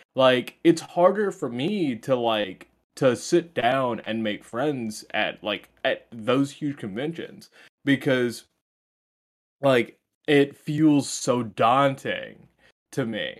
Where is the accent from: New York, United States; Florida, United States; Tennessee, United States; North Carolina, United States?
North Carolina, United States; Greenville; I'm from Greenville